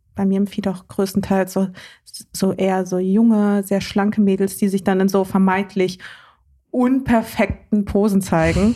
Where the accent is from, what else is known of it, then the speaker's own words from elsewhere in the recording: Cologne, North Rhine-Westphalia, Germany; moved away; als Kölner